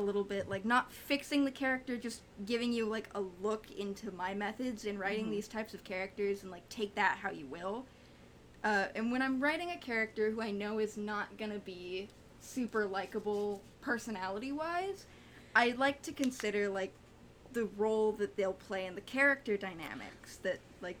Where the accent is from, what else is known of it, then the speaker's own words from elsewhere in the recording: United States; I'm ugly American, don't watch anime super a lot.